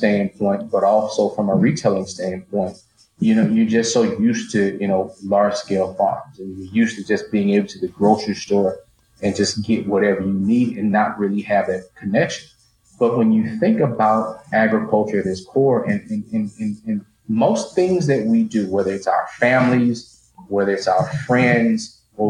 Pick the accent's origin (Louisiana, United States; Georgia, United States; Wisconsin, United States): Louisiana, United States; northeast; you grew up in the northeast corner of the state, like me, you knew cotton, corn, soybeans